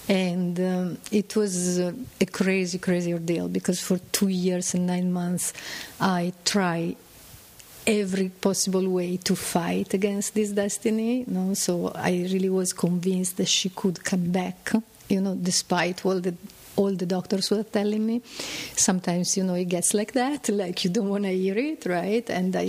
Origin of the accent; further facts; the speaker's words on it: Milan, Lombardy, Italy; From Milan.